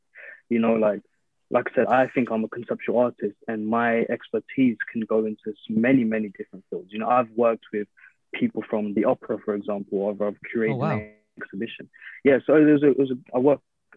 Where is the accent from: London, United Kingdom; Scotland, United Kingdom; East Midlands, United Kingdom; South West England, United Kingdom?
London, United Kingdom; growing up in London